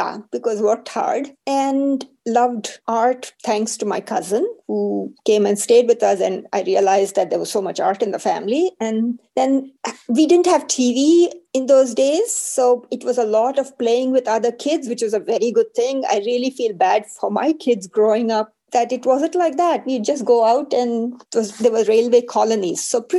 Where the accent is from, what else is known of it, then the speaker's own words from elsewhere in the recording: India; Well, I was one of the very fortunate ones. My family was, shall I say, middle class. My dad worked in the railways, so we traveled a lot. We moved every 2 years.